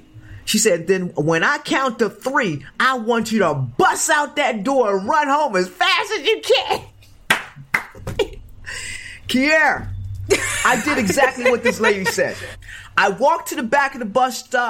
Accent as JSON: {"language": "English", "town": "Chester", "region": "Pennsylvania", "country": "United States", "tie": "born or raised there", "also_born_or_lived": "California", "moved": "as an adult", "said": "Growing up in Chester, Pennsylvania, you know, project"}